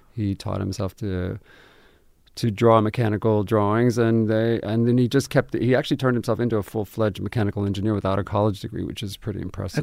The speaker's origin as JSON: {"language": "English", "town": "Albuquerque", "region": "New Mexico", "country": "United States", "tie": "born or raised there", "moved": "as an adult", "said": "I was born and raised in Albuquerque, lived there my whole"}